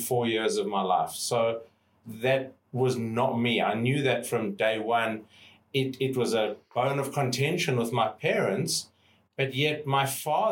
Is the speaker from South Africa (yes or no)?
yes; South Africa; moved away as an adult; now in Australia; growing up in South Africa as a white male in South Africa